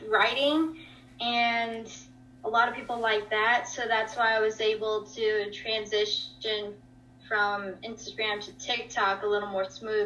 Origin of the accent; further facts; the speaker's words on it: Atlanta, Georgia, United States; I was born here in Atlanta, Georgia. I've been born and raised here